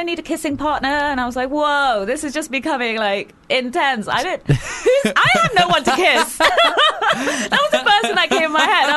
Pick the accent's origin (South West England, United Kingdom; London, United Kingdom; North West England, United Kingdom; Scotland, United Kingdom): London, United Kingdom; Hounslow, Southall, Feltham, Hayes; grew up in, like Hounslow, Southall, Feltham, Hayes, all of those areas